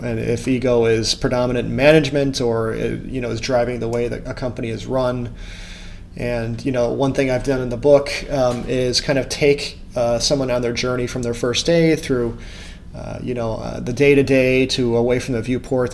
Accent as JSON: {"language": "English", "country": "United States", "said": "as an American"}